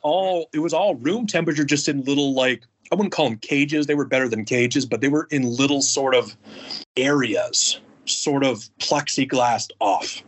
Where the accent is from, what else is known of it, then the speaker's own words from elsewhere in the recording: Alaska, United States; moved away as an adult; also born or lived in Oahu, Hawaii; I'm from Alaska originally